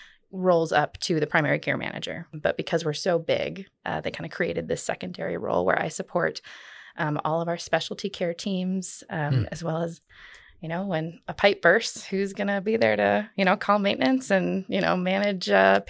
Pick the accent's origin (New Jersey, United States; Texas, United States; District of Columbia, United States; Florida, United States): Florida, United States; A lot of people say, oh, it must be awesome growing up in Florida.